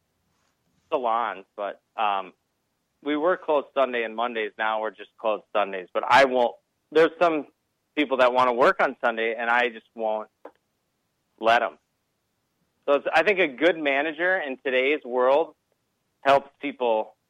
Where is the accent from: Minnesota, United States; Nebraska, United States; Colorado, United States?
Minnesota, United States; moved away; I'm from Minnesota